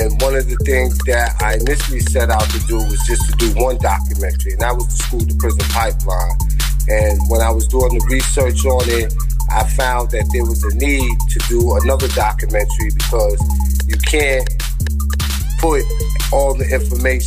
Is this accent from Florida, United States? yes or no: no; New York City, New York, United States; I'm from Hustlin' Harlem